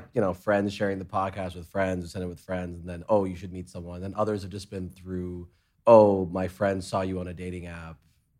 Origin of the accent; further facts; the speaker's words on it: New York, United States; also born or lived in Hong Kong / London; I grew up in New York, and I didn't drive for like the longest time period.